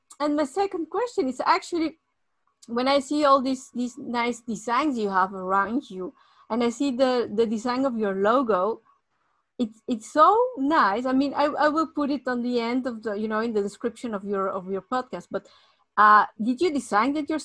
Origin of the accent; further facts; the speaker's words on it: Mexico; moved away; I was born in Mexico